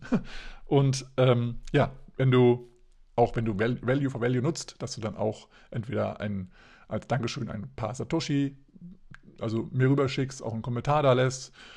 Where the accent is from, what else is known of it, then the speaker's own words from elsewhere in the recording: Hesse, Germany; bei uns in Hessen